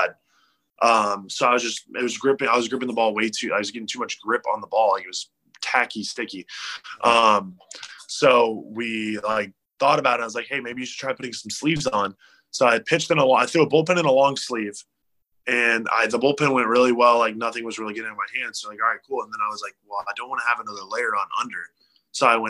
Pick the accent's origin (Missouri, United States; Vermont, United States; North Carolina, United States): North Carolina, United States; Charlotte; a memoir for my hometown